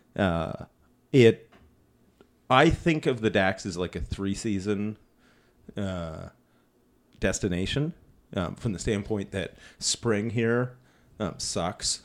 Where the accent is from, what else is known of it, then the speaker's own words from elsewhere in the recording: Ontario, Canada; we're from Ontario, we don't get any snow accumulation